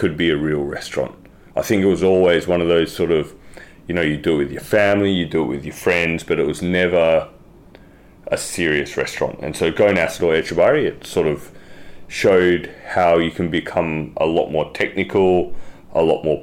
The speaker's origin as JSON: {"language": "English", "town": "Perth", "region": "Western Australia", "country": "Australia", "tie": "born or raised there", "also_born_or_lived": "Sydney / London", "moved": "as an adult", "lives_now": "Singapore", "said": "from Perth. Grew up in Perth, Western Australia."}